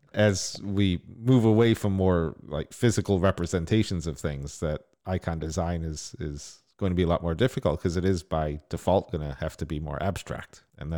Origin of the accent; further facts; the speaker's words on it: Northeast, United States; So when I was growing up in Northeast US.